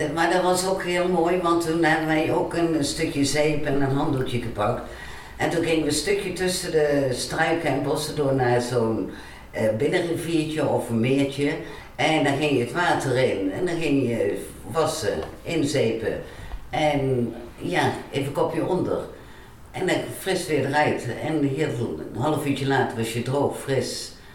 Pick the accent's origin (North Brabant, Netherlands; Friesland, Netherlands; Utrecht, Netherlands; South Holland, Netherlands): North Brabant, Netherlands; Waalwijk; ik ben geboren in Waalwijk, eigenlijk Baardwijk. Baardwijk was vroeger nog een eigen dorp. Eh, op een boerderij.